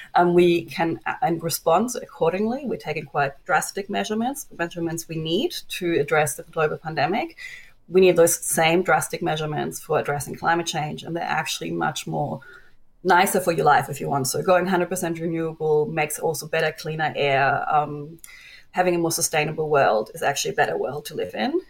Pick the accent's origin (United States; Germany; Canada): Germany; now in Australia; my home country, Germany